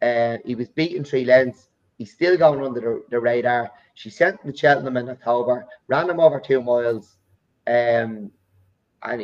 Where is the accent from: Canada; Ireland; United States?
Ireland; I'm from Ireland